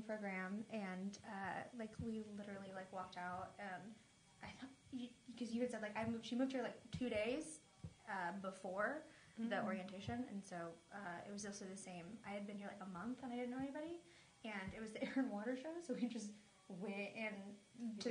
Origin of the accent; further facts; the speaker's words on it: Oklahoma, United States; I grew up in Oklahoma